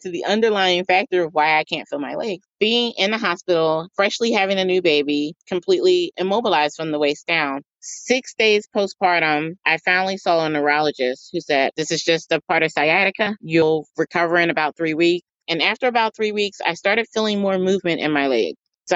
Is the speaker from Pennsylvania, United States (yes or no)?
yes; Philadelphia, Pennsylvania, United States; I am from Philadelphia, and our food of choice are either hoagies or cheesesteaks